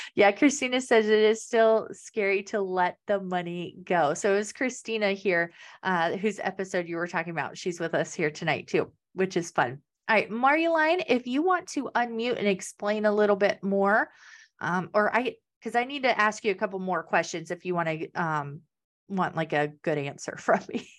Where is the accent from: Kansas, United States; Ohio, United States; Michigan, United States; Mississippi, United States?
Kansas, United States; moved away; I'm originally from Kansas, so there's no beach there.